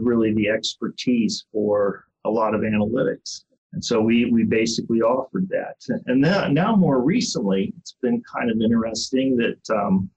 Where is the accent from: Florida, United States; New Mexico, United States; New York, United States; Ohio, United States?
Ohio, United States; moved away as an adult; also born or lived in Ann Arbor, Michigan; now in Houston, United States; I was born in Ohio and went to the University of Cincinnati